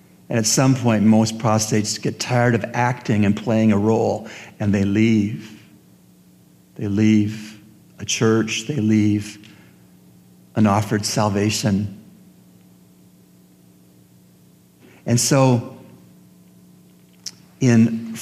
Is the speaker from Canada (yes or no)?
yes; Canada; as a Canadian